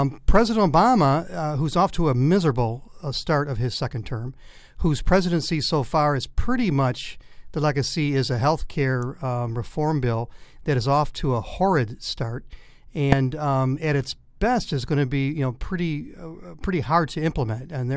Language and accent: English; Detroit, Michigan, United States; moved away as an adult; also born or lived in Arkansas; I grew up in Detroit and spent a lot of time in the old Tiger Stadium